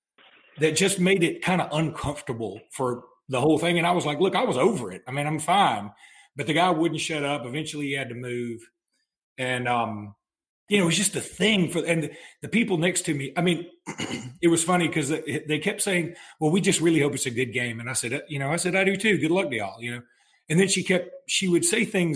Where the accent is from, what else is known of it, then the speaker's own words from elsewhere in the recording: Alexander City, Alabama, United States; I was born and raised in Ellic City